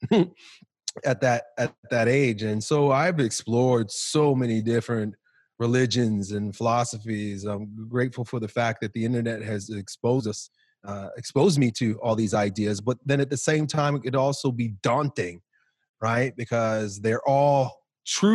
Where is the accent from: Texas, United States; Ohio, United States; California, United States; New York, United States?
New York, United States; Long Island; growing up in Long Island, New York